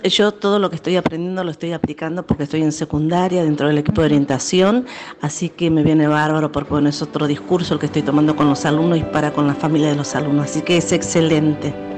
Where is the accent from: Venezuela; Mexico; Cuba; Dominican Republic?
Venezuela; soy eh, venezolana